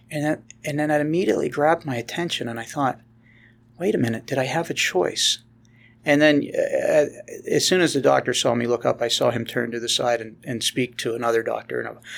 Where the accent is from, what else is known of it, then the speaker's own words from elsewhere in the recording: Pennsylvania, United States; I grew up in Western Pennsylvania, so I know where you guys are located, so don't take that against me.